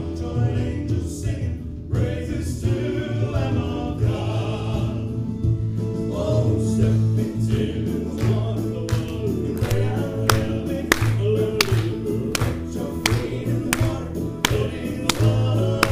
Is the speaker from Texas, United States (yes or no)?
yes; New London, Texas, United States; now in Hattiesburg, United States; I am from New London, Texas